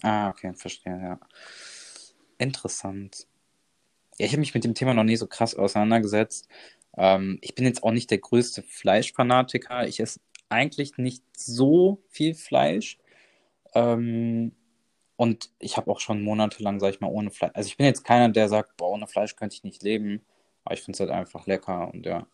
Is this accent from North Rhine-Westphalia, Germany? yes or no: yes; Bonn, North Rhine-Westphalia, Germany; moved away as an adult; also born or lived in Dortmund; ich bin ja mit 18 Jahren von zu Hause ausgezogen, weil ich halt, ich komme aus Bonn